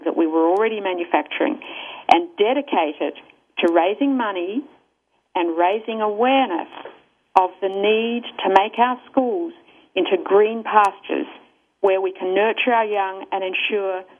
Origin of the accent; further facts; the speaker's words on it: Australia; accent: Australian; moved away; my country of origin, which you may be able to tell from my accent is Australia